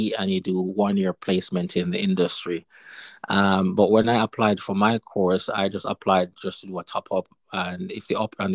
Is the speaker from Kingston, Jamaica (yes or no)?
no; Westmoreland, Jamaica; moved away as an adult; also born or lived in East Midlands, United Kingdom; now in United Kingdom; I'm originally from Jamaica. The cool, nice tourist attraction parish, which is Westmoreland